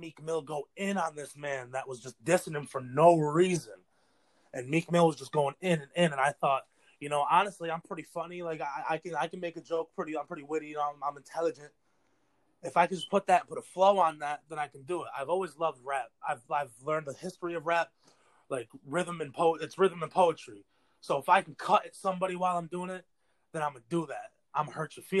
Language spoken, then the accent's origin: English; Norwich, New York, United States; I grew up out in Norwich, New York